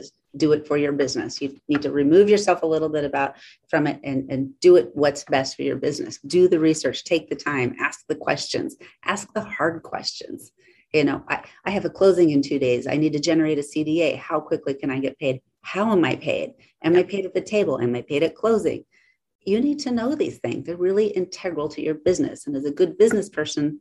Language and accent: English; Alaska, United States; moved away; I'm originally from Alaska